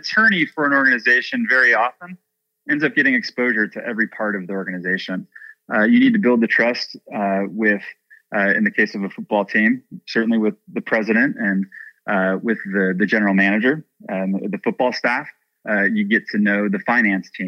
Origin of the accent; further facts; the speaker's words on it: Chicago, Illinois, United States; moved away as an adult; now in Nashville, United States; growing up in Chicago